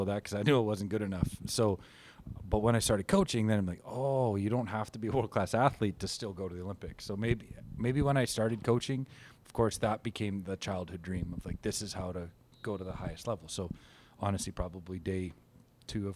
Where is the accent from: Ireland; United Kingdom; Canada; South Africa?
Canada; coaching Team Canada as a Canadian in my chosen profession